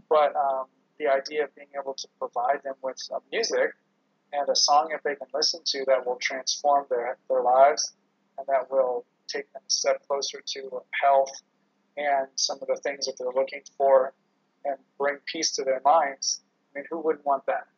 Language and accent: English; California, United States; I'm from California